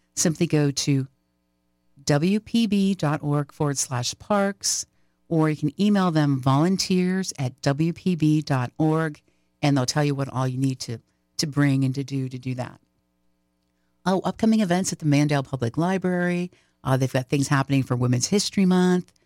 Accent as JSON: {"language": "English", "region": "Pennsylvania", "country": "United States", "tie": "born or raised there", "moved": "yes", "lives_now": "Florida, United States", "said": "I grew up in Pennsylvania"}